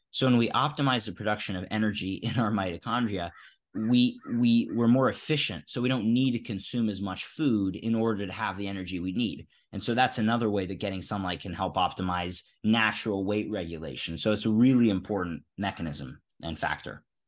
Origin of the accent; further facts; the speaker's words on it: Philadelphia, Pennsylvania, United States; I grew up in Philadelphia